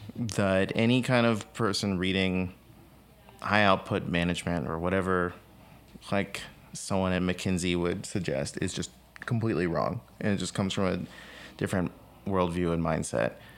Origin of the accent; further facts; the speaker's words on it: San Antonio, Texas, United States; I grew up in San Antonio, Texas